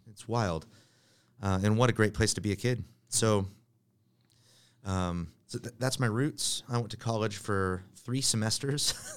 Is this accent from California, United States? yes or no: yes; Bay Area of California, United States; also born or lived in Richland, Washington; Moved to the Bay Area of California. My dad took another pastoring job, so I grew up